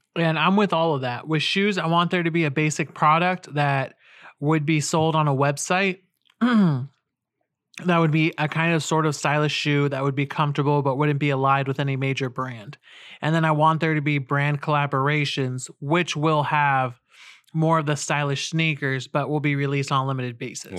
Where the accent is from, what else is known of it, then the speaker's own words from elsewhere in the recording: California, United States; we're both from California and, uh, the West, where the elements aren't that harsh